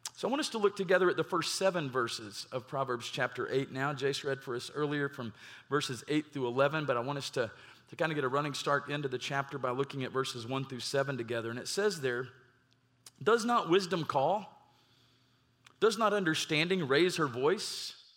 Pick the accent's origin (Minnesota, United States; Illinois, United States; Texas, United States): Texas, United States; Garland; also born or lived in Mesquite, Texas; I grew up in the Metroplex, and, uh, in my younger years, grew up in Garland